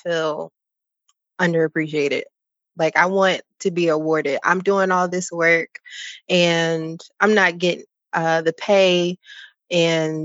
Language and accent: English; Philadelphia, Pennsylvania, United States; also born or lived in Texas / Virginia; now in North Carolina, United States; I'm from Philadelphia.